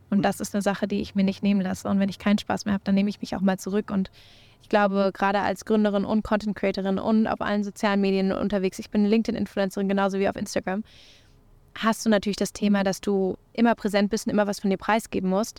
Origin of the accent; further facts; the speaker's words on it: Berlin, Germany; Ich komme natürlich aus Berlin